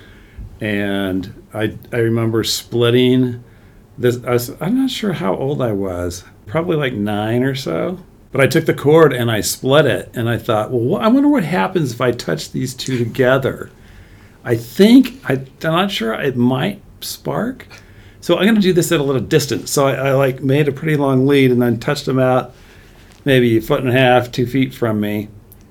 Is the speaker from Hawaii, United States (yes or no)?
no; San Jose, California, United States; also born or lived in Santa Clara / upstate New York / Southern Bavaria; When I was about six, we moved to Santa Clara. And so we spent a couple of years here, and then we went a year to New York, upstate New York, when I was in third grade. And then for fourth grade and beyond, I was back in San Jose